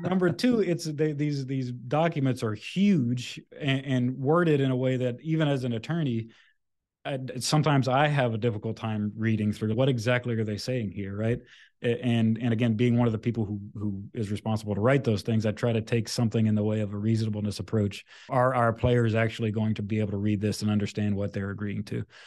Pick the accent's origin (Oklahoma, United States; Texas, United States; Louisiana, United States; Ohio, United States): Louisiana, United States; moved away; I'm originally from Louisiana